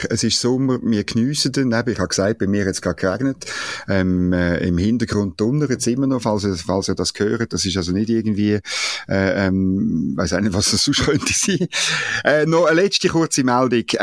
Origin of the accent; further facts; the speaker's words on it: Switzerland; ich gebe es natürlich zu, als Schweizer kann man nicht anders als den Engländerinnen äh, Daumen drücken